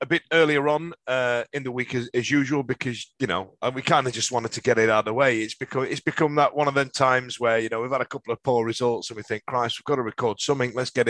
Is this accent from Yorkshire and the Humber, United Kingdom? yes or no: yes; Yorkshire and the Humber, United Kingdom; You know, I'm a Yorkshireman grown up in the 80s and all the rest of it.